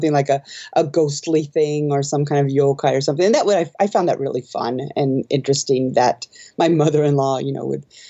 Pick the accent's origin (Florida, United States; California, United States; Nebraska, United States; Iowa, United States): Nebraska, United States; Omaha; moved away as an adult; now in Japan; I'm from Omaha, Nebraska recently, and it's just prairie.